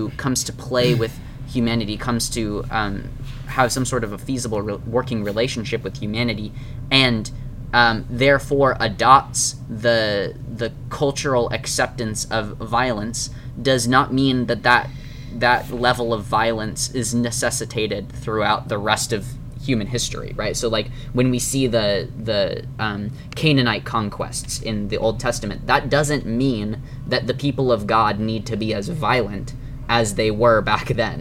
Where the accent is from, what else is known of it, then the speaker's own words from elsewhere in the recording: United States; as American Christians